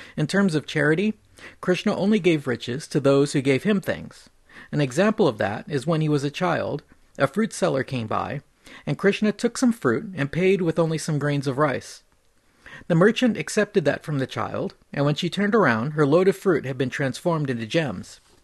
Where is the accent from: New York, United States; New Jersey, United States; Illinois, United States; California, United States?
California, United States; I grew up in California